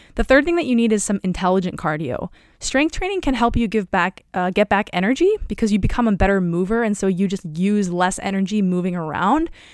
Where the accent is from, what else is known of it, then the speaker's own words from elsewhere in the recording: Omaha, Nebraska, United States; moved away as an adult; also born or lived in Evanston, Illinois; I was coming from Omaha, Nebraska, where basically you drive everywhere.